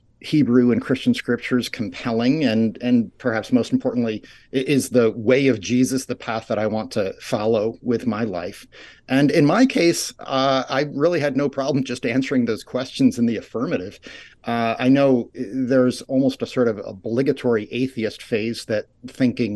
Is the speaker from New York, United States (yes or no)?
yes; Rye, New York, United States; now in Ithaca, United States; I grew up in Rye, New York, a suburb outside New York City